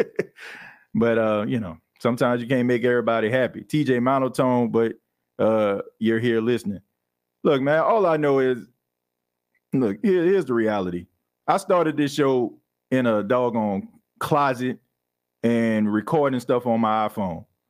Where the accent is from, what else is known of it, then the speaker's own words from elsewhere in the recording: New Orleans, Louisiana, United States; now in Myrtle Beach, United States; I'm in Myrtle Beach, but I'm from New Orleans